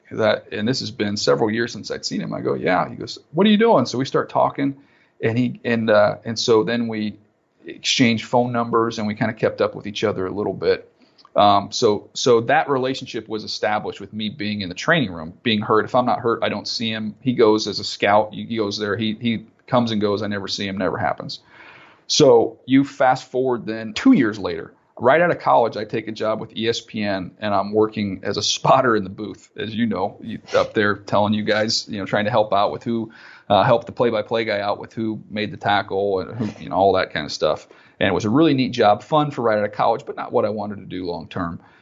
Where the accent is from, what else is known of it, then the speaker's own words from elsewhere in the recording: San Diego, California, United States; I grew up in San Diego